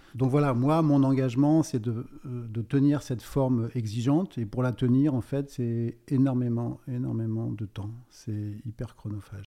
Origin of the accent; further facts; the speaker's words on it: Brittany, France; je suis breton d'origine